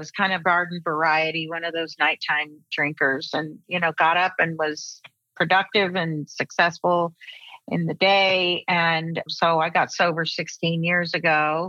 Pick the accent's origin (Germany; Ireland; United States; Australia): United States; El Paso, Texas; moved away; also born or lived in Houston / Austin; I moved out here from Houston, Austin. I was born in El Paso.